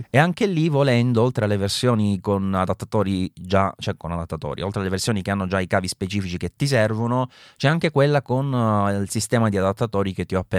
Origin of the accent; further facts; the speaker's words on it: Southern Italy, Italy; della mia terra del sud